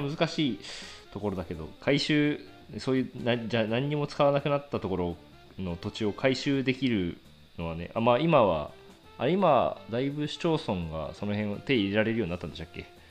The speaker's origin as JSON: {"language": "Japanese", "town": "Yuzawa", "region": "Niigata", "country": "Japan", "tie": "born or raised there", "moved": "yes", "said": "地元に帰る機会があってその、はい、地元林業会社と製材業者1社しかない"}